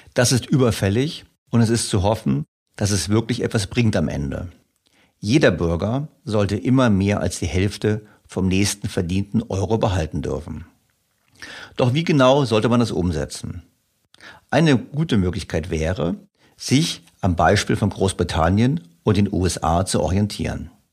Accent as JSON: {"language": "German", "country": "Germany", "said": "ich natürlich als Deutscher"}